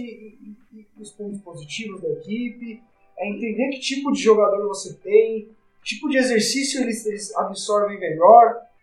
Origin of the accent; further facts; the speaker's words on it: São Paulo, Brazil; o Paulista aqui em São Paulo, a gente é de São Paulo